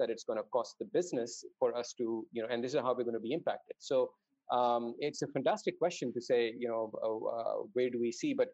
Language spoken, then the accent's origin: English; Dubai, United Arab Emirates; also born or lived in Saudi Arabia; So I grew up in Dubai uh, and Saudi Arabia to a certain extent.